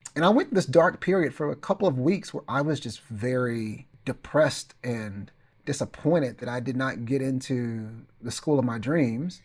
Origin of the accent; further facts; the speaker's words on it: Mount Pleasant, Texas, United States; moved away as an adult; also born or lived in Kansas City, Missouri; my hometown of Mount Pleasant